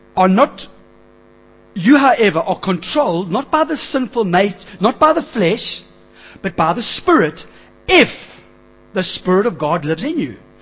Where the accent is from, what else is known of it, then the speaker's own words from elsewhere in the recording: Springs, Gauteng, South Africa; I grew up in Springs.